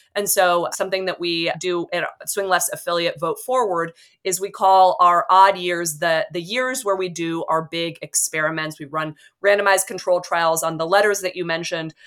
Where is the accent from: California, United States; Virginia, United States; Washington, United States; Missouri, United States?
California, United States; Bay Area; growing up in the Bay Area